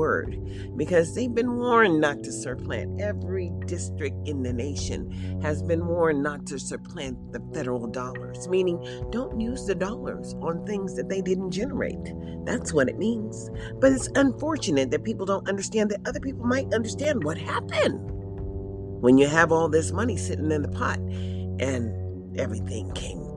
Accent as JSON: {"language": "English", "country": "United States", "said": "a Black American who is 62 and a woman"}